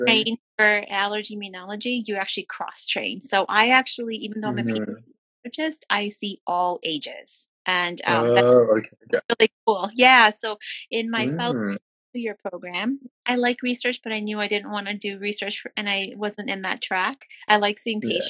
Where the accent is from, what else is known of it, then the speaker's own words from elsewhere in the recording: Detroit, Michigan, United States; moved away as an adult; also born or lived in India / Rochester, New York / Queens, New York / Buffalo, New York; now in Albany, United States; I was born in India, grew up in Detroit